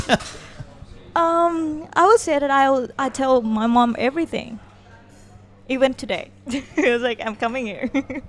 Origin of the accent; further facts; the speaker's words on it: Saba Yoi, Songkhla, Thailand; English is a second language; moved away as an adult; also born or lived in Yala / Hat Yai; now in Phuket, Thailand; I was born in Yala, but I grew up in Sabayo, which is like a town in Songkhla. And then I moved to Hat Yai for school.